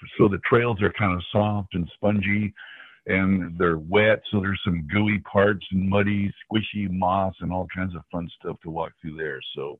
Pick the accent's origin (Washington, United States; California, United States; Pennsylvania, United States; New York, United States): Washington, United States; born there; also born or lived in West; now in Grinnell, United States; I'm from all over the place, but I guess I was born in Washington State and I've lived all over the West. I currently live in Grinnell, Iowa, a town of about 9,000 people.